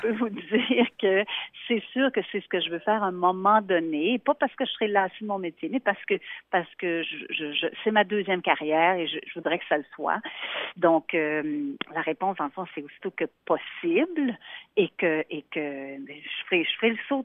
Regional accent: Montreal, Quebec, Canada; also born or lived in Yellowknife; Je suis native de Montréal au Québec

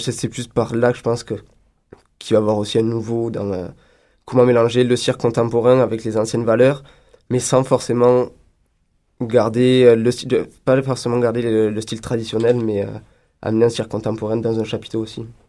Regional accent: France; now in Montreal, Canada; je suis français

